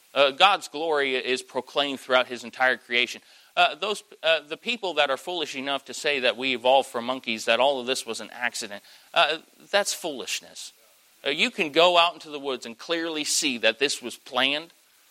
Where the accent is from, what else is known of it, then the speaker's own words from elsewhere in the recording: Southern United States, United States; I'm in Yankee territory, but tell me there's somebody in here who knows what a glory lap is. Hey, I'm from South.